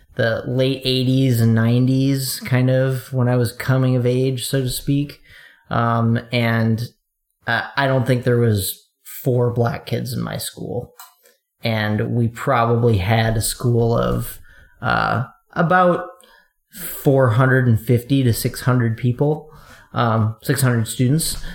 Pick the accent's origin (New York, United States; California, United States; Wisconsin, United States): Wisconsin, United States; eastern; I I grew up in Wisconsin, eastern Wisconsin, kind of a a medium-sized city